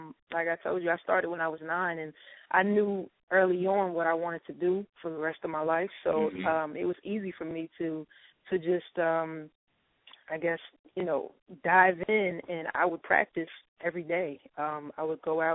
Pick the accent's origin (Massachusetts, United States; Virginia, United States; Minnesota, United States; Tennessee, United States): Virginia, United States; Petersburg; now in Atlanta, United States; I'm from Petersburg, Virginia, which is a super small town